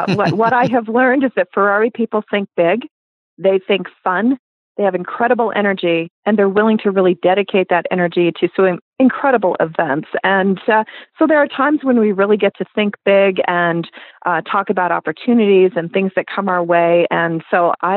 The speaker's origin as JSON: {"language": "English", "town": "Los Angeles", "region": "California", "country": "United States", "tie": "born or raised there", "moved": "yes", "said": "I grew up in Los Angeles"}